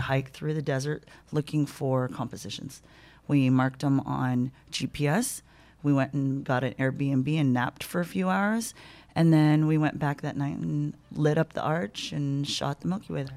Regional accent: Sacramento, California, United States; moved away as an adult; also born or lived in Cayman Islands; now in Las Vegas, United States; I grew up in Sacramento, but I was born in the Cayman Islands

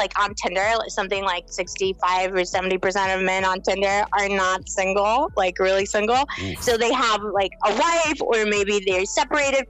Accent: Poland; now in London, United Kingdom; I'm speaking to you from London, but I'm originally from Poland

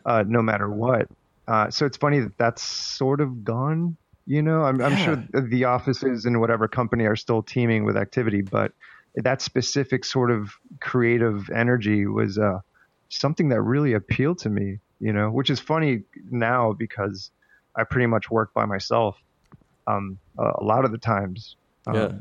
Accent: Miami, Florida, United States; moved away as an adult; now in New York, United States; I was raised in Miami, but as soon as I graduated, I just went.

